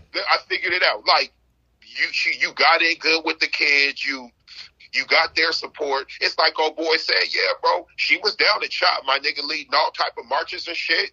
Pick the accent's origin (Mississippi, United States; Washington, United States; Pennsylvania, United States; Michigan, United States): Washington, United States; Seattle; I'm from Seattle